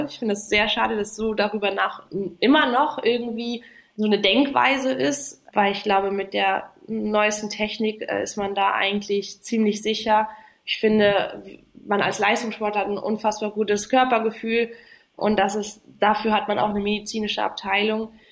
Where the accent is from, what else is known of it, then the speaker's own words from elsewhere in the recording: Namibia; ja, Namibia ist natürlich meine Heimat. Äh, da bin ich geboren, aufgewachsen. Ähm, immer noch, äh, meine Eltern leben immer noch dort